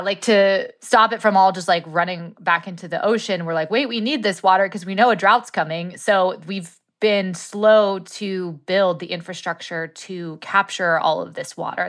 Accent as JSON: {"language": "English", "area": "Woolsey fire area", "region": "California", "country": "United States", "tie": "born or raised there", "said": "the Woolsey fire went through my hometown"}